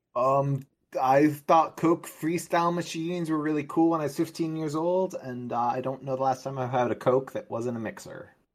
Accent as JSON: {"language": "English", "region": "New York", "country": "United States", "moved": "as an adult", "lives_now": "London, United Kingdom", "said": "I'm from New York."}